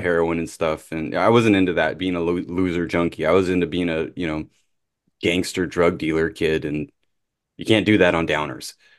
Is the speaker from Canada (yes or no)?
yes; Canada; I'm Canadian